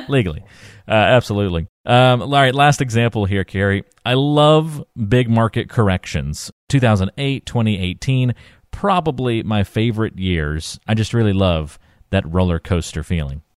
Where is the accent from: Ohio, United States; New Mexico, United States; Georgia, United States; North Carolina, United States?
North Carolina, United States; I grew up in North Carolina, but my parents are, uh, are from New Jersey